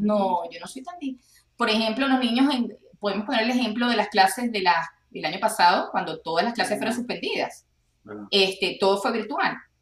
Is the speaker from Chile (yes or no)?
no; Venezuela; now in Texas, United States; como venezolanos tenemos familia regada en el mundo